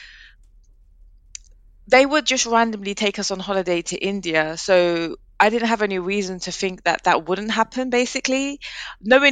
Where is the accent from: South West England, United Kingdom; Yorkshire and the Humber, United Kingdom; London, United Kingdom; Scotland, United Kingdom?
London, United Kingdom; I grew up in Leighton, which is East London